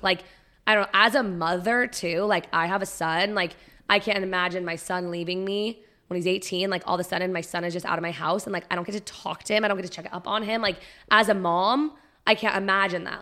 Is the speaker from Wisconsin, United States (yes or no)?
no; Prescott, Arizona, United States; growing up in Prescott was very different